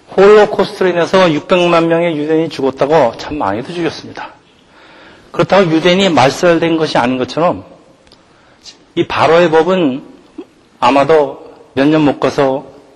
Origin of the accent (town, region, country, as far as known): South Korea